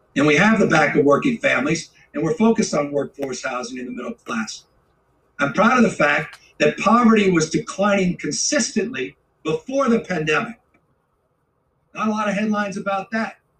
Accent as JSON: {"language": "English", "region": "California", "country": "United States", "said": "as a Californian"}